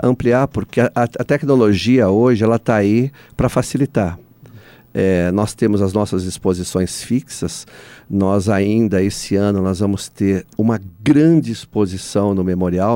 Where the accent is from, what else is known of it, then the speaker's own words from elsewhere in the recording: Brazil; nós somos é, o único país que fala português